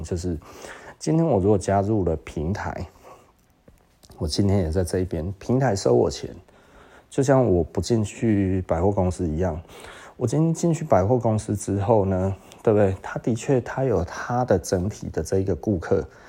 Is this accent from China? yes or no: no; Taiwan; 我是台湾人